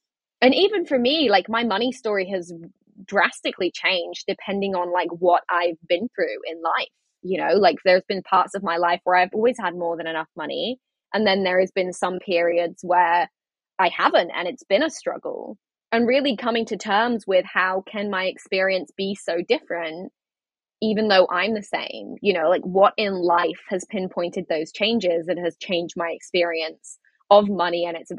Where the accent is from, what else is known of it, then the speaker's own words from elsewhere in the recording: England, United Kingdom; moved away as an adult; I moved back to England.